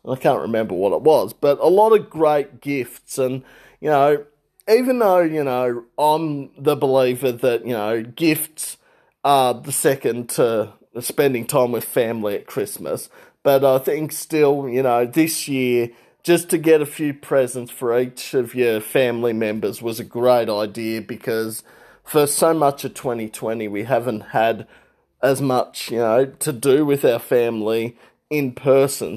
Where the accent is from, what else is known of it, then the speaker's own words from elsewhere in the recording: Regional Victoria, Australia; I'm from Regional Victoria